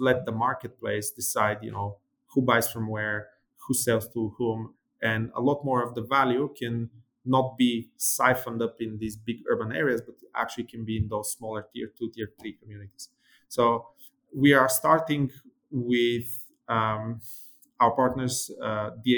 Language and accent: English; Bulgaria; my brother, who's an aerospace engineer, and I, we're from Bulgaria, and we were raised during, you know, the 90s, where Bulgaria had just ended its, you know, communist regime